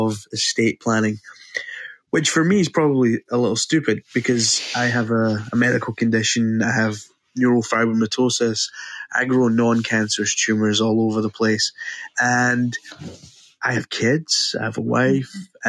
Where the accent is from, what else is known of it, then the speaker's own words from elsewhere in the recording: Scotland, United Kingdom; I'm from Scotland, so I'm not even on the same continent, but I'm 39.